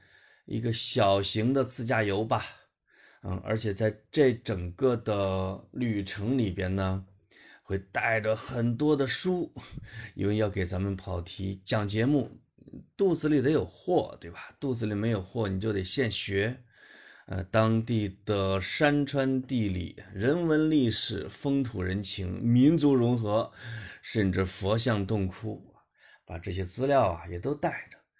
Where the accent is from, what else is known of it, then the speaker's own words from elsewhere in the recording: Henan, China; 因为我是一个河南人嘛，也可以叫中原人，就在讲以我是一个长得很像游牧民族的一个中原人这样的身份